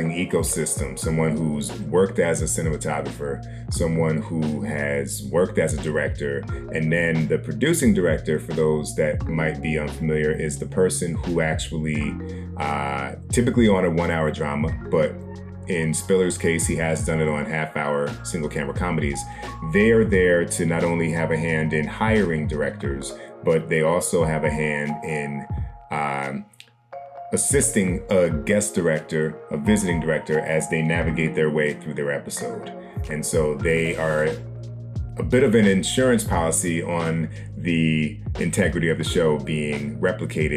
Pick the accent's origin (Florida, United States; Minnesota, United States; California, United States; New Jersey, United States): New Jersey, United States; South Orange; I'm a Jersey guy. I grew up in South Orange